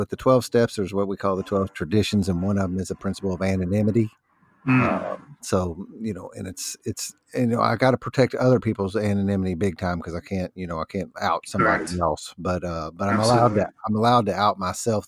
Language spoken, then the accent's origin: English; New Albany, Indiana, United States; born or raised there